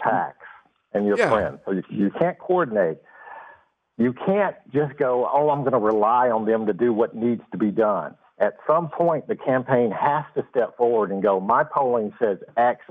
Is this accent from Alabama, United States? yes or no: yes; Alabama, United States; I am from Alabama